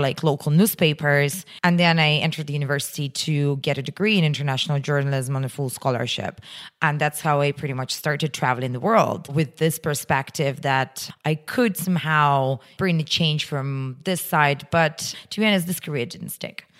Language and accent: English; Russia; moved away; my hometown is pretty close to Moscow, uh, in Russian standards. It's just, like, you know, seven hundred kilometers.